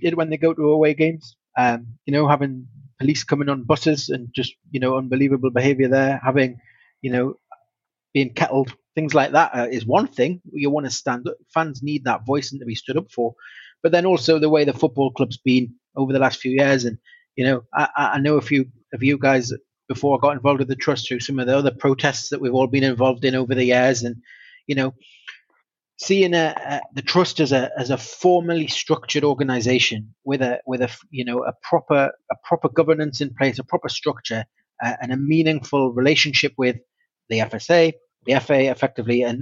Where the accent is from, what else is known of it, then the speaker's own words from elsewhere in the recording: Newcastle upon Tyne, North East England, United Kingdom; I was born in Newcastle, the privilege of that, and growing up, you know, born in the 80s in Newcastle